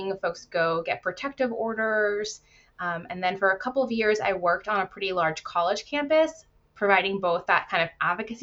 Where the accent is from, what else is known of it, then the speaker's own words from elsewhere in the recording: Virginia, United States; moved away as an adult; now in Washington State, United States; I left and returned to my home state of Virginia